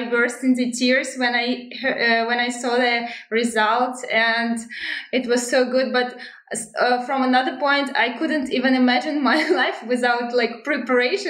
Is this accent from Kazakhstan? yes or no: yes; Astana, Kazakhstan; English is a second language; I'm from Kazakhstan, Astana